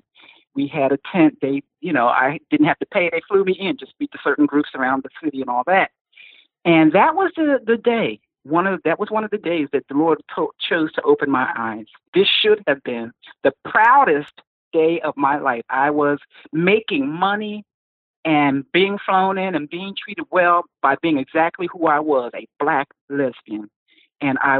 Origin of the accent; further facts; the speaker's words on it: New Jersey, United States; moved away as an adult; also born or lived in Palm Coast, Florida; I was had moved to New Jersey, back to my hometown